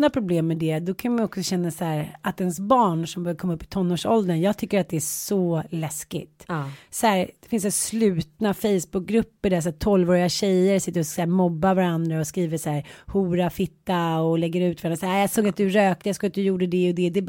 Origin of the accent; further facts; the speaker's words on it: Canada; jag är från Kanada.